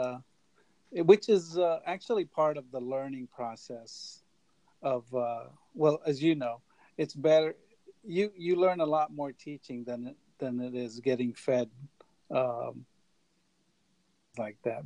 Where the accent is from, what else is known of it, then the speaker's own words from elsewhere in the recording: United States; I grew up in the States